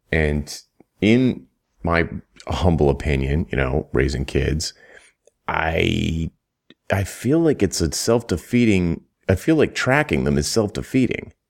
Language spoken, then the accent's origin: English; United States; growing up in the United States